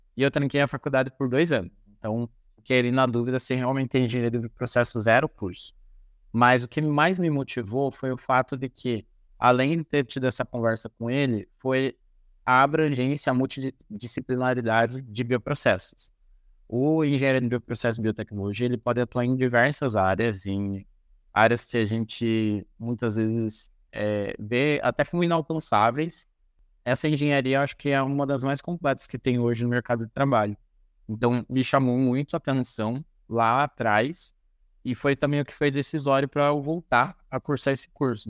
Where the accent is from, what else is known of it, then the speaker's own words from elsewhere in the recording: Paranaguá, Paraná, Brazil; moved away as an adult; also born or lived in Ponta Grossa; Eu sou natural de Paranaguá